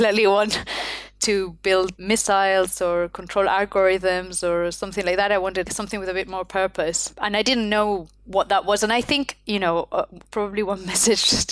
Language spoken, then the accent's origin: English; Spain; English is a second language; moved away as an adult; also born or lived in United Kingdom; I come from Spain. I had studied in Spain all my life